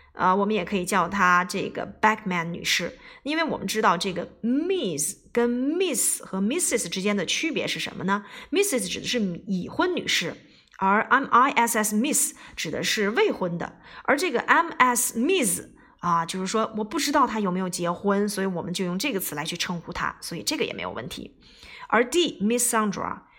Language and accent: Chinese; China; 我们中国人当然是名字在前面啦